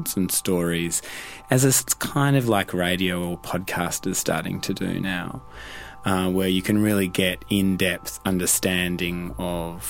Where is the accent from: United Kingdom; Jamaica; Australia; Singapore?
Australia; being an Australian